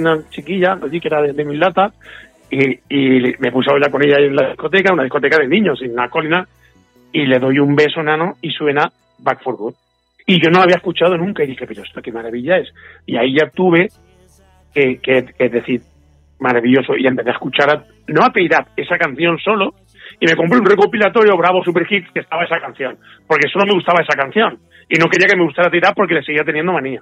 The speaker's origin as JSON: {"language": "Spanish", "town": "Manises", "region": "Valencian Community", "country": "Spain", "tie": "born or raised there", "said": "mi pueblo de Manises"}